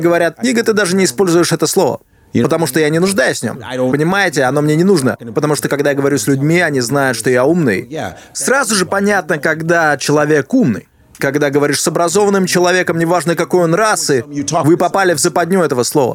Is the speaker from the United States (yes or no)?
yes; Chicago, Illinois, United States; now in New York, United States; я вырос в Чикаго